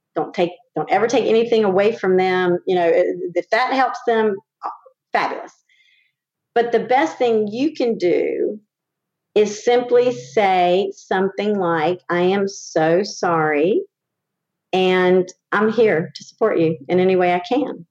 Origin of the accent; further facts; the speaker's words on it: Winston-Salem, North Carolina, United States; moved away as an adult; when I came back to my hometown of Winston-Salem